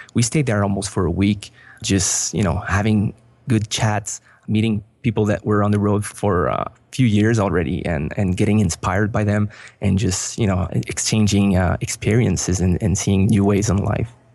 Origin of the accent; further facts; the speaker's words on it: Montreal, Quebec, Canada; moved away as an adult; we are originally from Montreal, but we moved out of Montreal a year ago